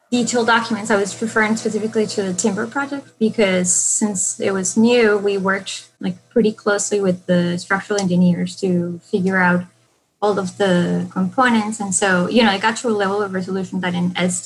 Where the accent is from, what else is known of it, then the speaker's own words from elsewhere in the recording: Colombia; moved away; I'm originally from Colombia, and in, you know, the 90s, things were kind of like pretty in turmoil in my city